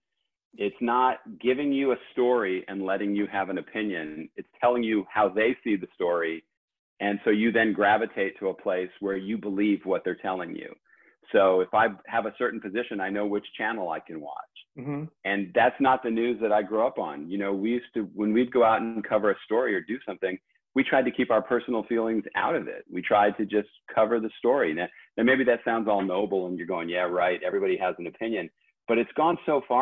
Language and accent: English; Southern California, United States; moved away as an adult; I grew up in Southern California